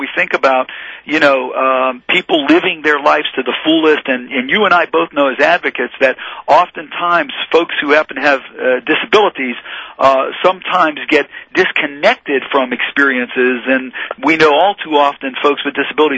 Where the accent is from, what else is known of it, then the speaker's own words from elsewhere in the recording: Pittsburgh, Pennsylvania, United States; growing up on the Hill